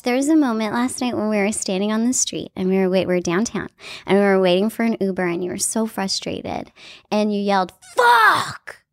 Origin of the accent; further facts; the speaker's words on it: Canada; I'm a Canadian